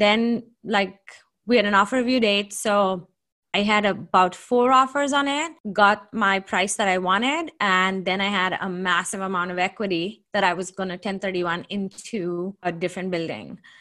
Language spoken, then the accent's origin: English; Seattle, Washington, United States; also born or lived in Redmond, Washington; I'm from Seattle, Washington. I live in a submarket called Redmond.